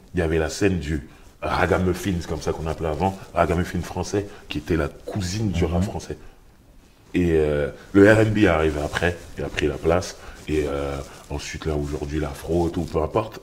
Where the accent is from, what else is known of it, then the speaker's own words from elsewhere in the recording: Sarcelles, Île-de-France, France; je viens de Sarcelles, mhm. donc en banlieue parisienne.